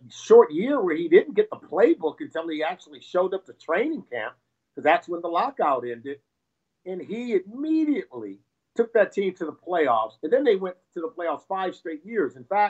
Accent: California, United States; now in Cincinnati, United States; I'm from California originally.

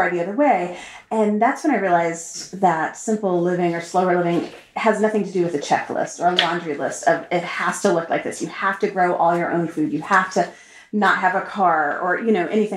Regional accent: Austin, Texas, United States; moved away as an adult; also born or lived in Turkey; I grew up in Austin

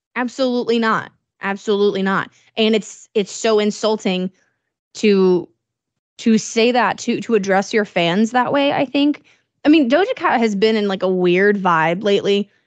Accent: Illinois, United States; moved away; my hometown in Illinois

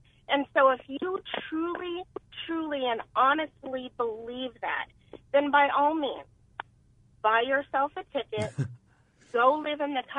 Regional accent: Alabama, United States; I'm from Alabama. My family is from Alabama, the heart of civil rights.

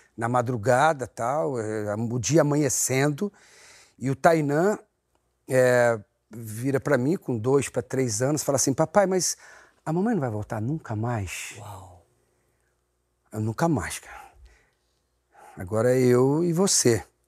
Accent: São Paulo, Brazil; eu morava em São Paulo, na Videiraí. Eu nasci na rua Casa do Ator. Ah! E, mas eu, depois, logo na primeira infância, eu fui morar no, no aeroporto, na Avenida Iraí

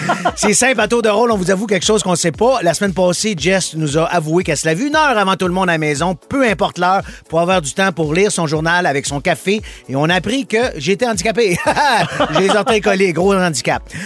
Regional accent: Montreal, Quebec, Canada; je viens de Montréal. Je suis né à Montréal, j'ai grandi à Montréal

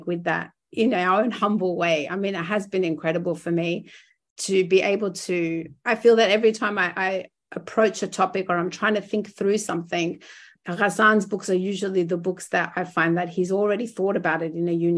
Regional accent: Australia; us as Arab Australian, you know, activists and academics and writers

